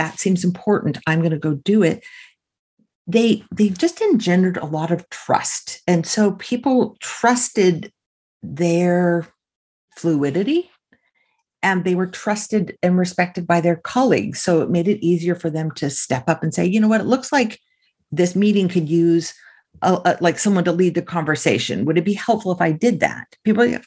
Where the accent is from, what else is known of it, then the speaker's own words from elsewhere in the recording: California, United States; I grew up in California.